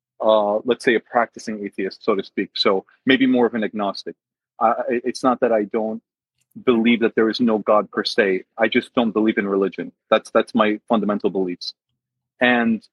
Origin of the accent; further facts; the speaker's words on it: Northeastern United States, United States; I was born and raised in the States in the Northeast.